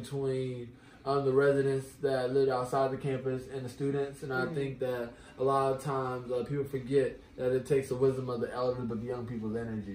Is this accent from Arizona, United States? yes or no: no; Houston, Texas, United States; I'm from Houston.